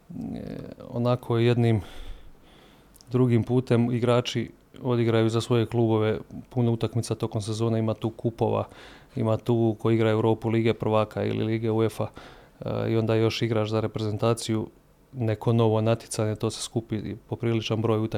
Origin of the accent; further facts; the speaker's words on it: Zagreb, City of Zagreb, Croatia; ja sam iz Zagreba došao gore.